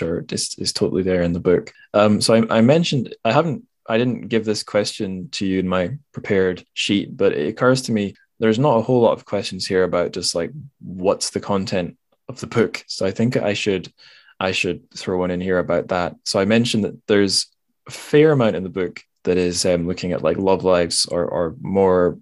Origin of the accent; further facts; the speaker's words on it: Scotland, United Kingdom; as a Scottish person